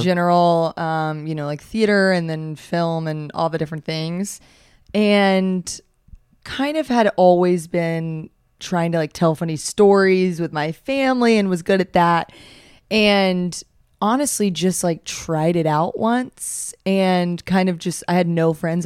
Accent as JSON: {"language": "English", "region": "the South", "country": "United States", "said": "as a Southerner"}